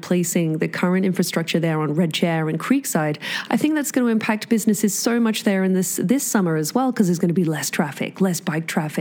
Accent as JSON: {"language": "English", "country": "United Kingdom", "also_born_or_lived": "New Zealand", "moved": "as an adult", "lives_now": "Whistler, Canada", "said": "just a Brit with a visa"}